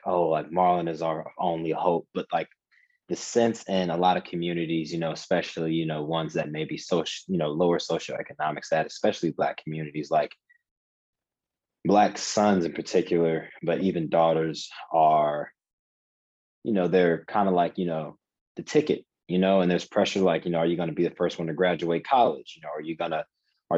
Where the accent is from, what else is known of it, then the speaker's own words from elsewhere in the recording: Cincinnati, Ohio, United States; moved away as an adult; So I grew up in Cincinnati, Ohio. Spent the first 18 years of my life there.